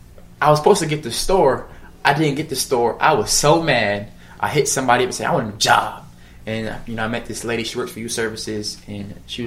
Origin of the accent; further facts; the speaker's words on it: Hampton, Virginia, United States; moved away as an adult; also born or lived in Pennsylvania; now in Tulsa, United States; So I grew up in Virginia, okay. The Hampton Roads area, Virginia Beach okay. area. And then I actually moved to Pennsylvania okay. for college. And now I'm in Tulsa, Oklahoma.